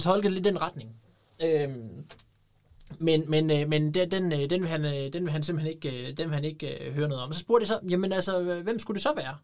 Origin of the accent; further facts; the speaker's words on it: Denmark; en fra Brastrup, som jo næsten er min, ja, det er jo så nærmest min hjemstavn